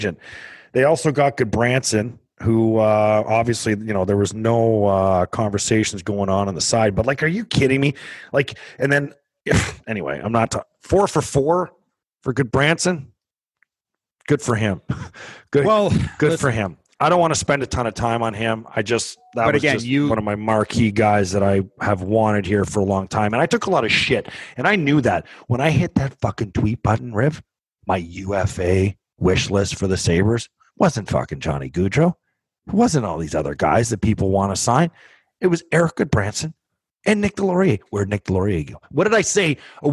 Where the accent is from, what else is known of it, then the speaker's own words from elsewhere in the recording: Canada; I'm a Canadian kid